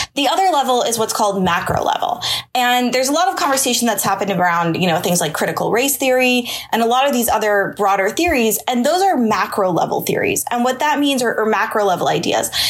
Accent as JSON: {"language": "English", "town": "Pittsburgh", "region": "Pennsylvania", "country": "United States", "moved": "yes", "said": "I'm actually from Pittsburgh originally"}